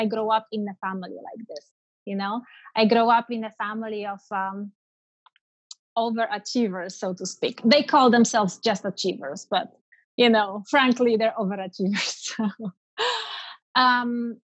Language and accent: English; Poland; moved away as an adult; So I'm typical European, born and raised in Poland